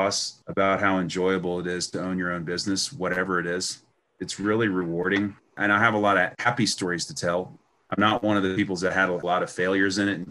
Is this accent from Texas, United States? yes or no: yes; Houston, Texas, United States; I went to Stratford High School in West Houston